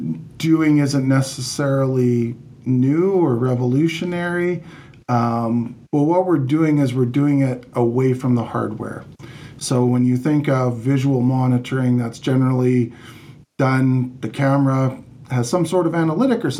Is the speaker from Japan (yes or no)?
no; Canada; also born or lived in Calgary; I am Canadian